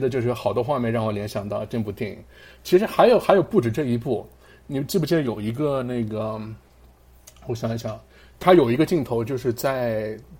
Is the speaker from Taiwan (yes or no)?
no; China; now in Pittsburgh, United States; 我们中国人